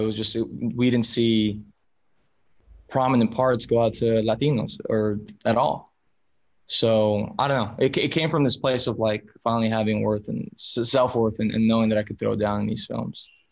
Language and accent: English; Miami, Florida, United States; first language Spanish; English is a second language; I'm a first generation American, um, but raised as Spanish as my first language mi mamá mexicana, mi papá colombiano. So like I was, I was just, I, I, was in a small, I was in a pocket of Miami that everyone around me was Hispanic